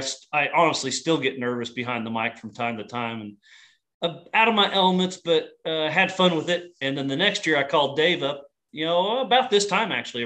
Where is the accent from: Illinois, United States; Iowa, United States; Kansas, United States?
Kansas, United States; Paola; born and raised in Payola, Kansas, just outside of Kansas City